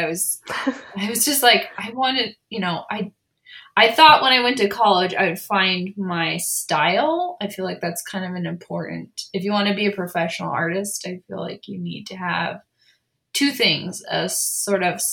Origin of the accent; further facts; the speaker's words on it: San Diego, California, United States; moved away as an adult; now in Provo, United States; I grew up in San Diego, and I was the oldest of six kids